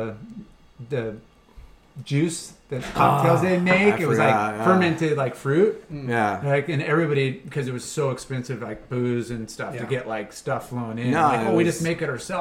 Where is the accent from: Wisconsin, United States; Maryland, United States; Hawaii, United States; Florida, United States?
Hawaii, United States; Growing up in Hawaii, like, turquoise water, gnarly reef.